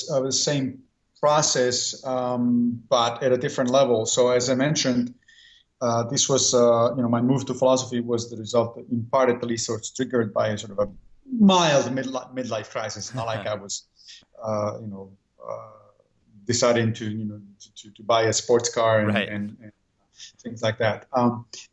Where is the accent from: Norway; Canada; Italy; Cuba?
Italy; moved away as an adult; now in New York, United States; I grew up in Italy, and there philosophy is mandatory subject of study in high school.